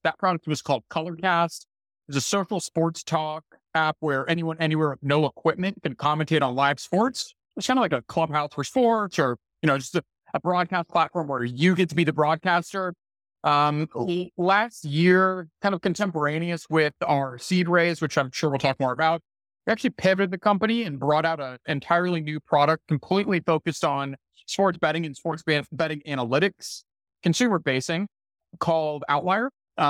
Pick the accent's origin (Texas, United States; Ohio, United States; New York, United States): Texas, United States; Dallas; also born or lived in Mississippi / Washington, D.C.; co-founder and CEO of Outlier. I'm from the Dallas, Texas area. I grew up there, did my undergrad at the University of Mississippi, graduated in 2013, spent a few years in DC